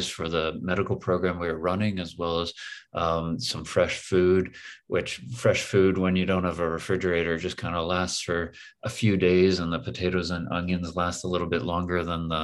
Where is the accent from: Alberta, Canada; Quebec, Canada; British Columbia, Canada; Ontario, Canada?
Ontario, Canada; Toronto; also born or lived in Windsor, Ontario / Richmond Hill, Ontario; I'm from Toronto, born and raised, born just outside in Windsor, but really raised in Toronto and Richmond Hill